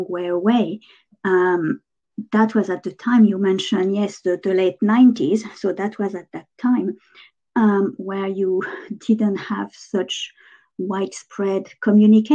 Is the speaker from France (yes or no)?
yes; France; English is a second language; moved away as an adult